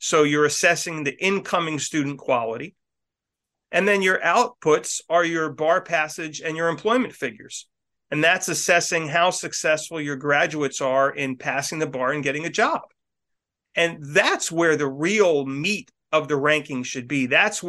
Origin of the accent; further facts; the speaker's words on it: Northeast, United States; You know, I'm from the Northeast and I want to go where it's sunny.